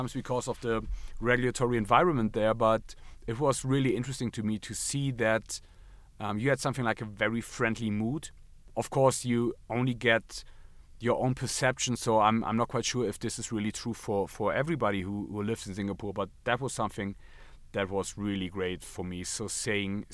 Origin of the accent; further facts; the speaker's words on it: Hagen, North Rhine-Westphalia, Germany; English is a second language; My hometown, Hagen, is quite in the middle of nowhere